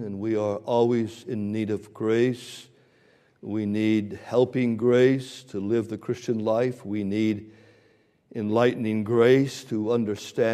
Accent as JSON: {"language": "English", "country": "Canada", "moved": "yes", "lives_now": "Canton, United States", "said": "I used to kind of brag that I'm a Canadian, but a couple of months ago, I became an American"}